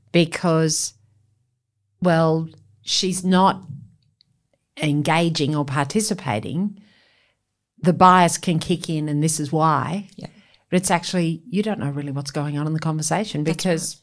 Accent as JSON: {"language": "English", "country": "Australia", "first_language": "English", "said": "I've lived a life of people saying, Where are you from? Australia. Yes, but where are you really from? Australia"}